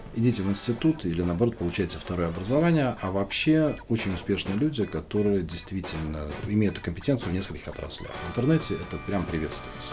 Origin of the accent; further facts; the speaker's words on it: Moscow, Russia; also born or lived in Kamchatka; Родился в Москве, учился в Москве